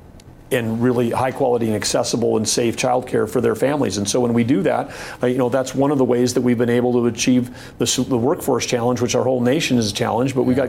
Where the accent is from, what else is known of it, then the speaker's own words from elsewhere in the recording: North Dakota, United States; having grown up in a small town